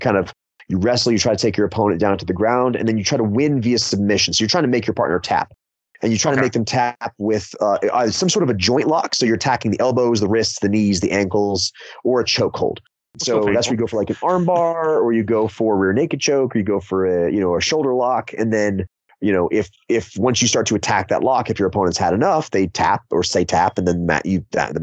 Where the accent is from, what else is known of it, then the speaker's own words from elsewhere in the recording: Florida, United States; now in Hendersonville, United States; I was originally from Florida. That's where I was born. So I've spent most of my life here in the Southeast.